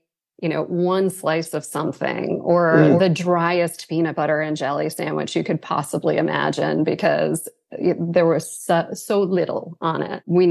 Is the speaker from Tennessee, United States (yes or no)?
no; Greenwich, Connecticut, United States; moved away as an adult; also born or lived in Princeton, New Jersey / Manhattan, New York / Cleveland, Ohio; I was born in Princeton, New Jersey, but most of my growing up was in Greenwich, Connecticut, where I now live and practice